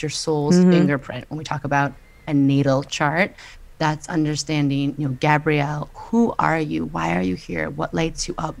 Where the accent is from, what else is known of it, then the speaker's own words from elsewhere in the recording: New York, United States; I'm a New Yorker